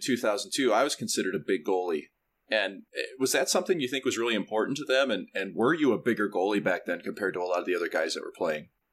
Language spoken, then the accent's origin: English; St. Louis, Missouri, United States; growing up in St. Louis